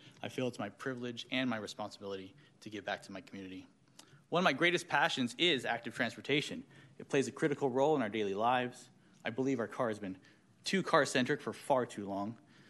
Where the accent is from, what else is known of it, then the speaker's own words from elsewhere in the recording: Sacramento, California, United States; I'm a proud lifelong resident of Sacramento. I was raised in Meadowview, but I've lived in Tahoe Park for the past 15 years.